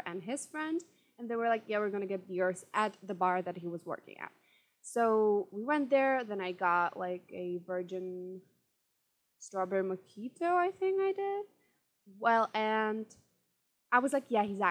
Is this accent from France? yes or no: no; Czechia; I'm from Czech Republic